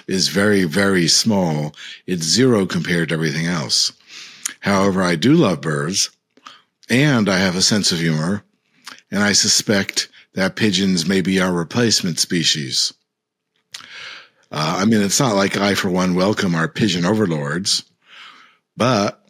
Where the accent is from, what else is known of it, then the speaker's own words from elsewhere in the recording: United States; I, as an American